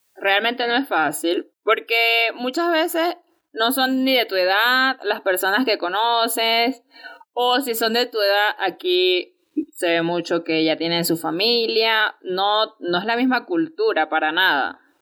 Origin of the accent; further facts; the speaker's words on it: El Pilar, Venezuela; cuando estudiaba en el Pilar, que es de donde yo soy, estudié allí primer y segundo año